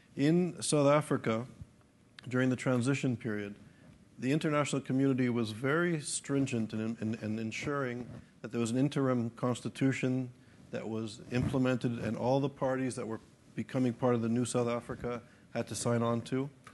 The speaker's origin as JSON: {"language": "English", "country": "Canada", "tie": "born or raised there", "said": "a Canadian, a person born in Canada"}